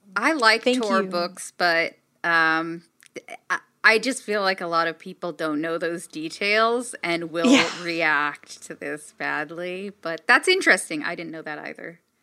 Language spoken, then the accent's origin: English; Los Angeles, California, United States; I grew up in Los Angeles